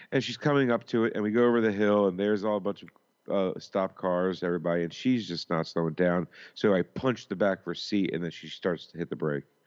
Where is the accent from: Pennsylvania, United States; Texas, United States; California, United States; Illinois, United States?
Pennsylvania, United States; Philadelphia; moved away; I'm from Philly